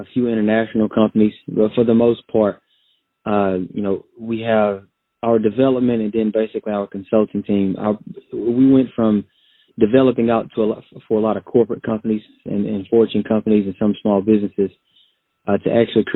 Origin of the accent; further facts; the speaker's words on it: Texas, United States; I'm from Texas, a country boy from Texas, currently living in the Austin, Texas area.